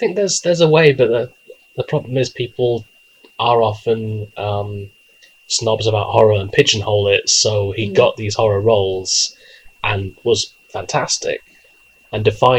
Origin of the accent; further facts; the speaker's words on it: Delaware, United States; Yeah, I'm from Delaware.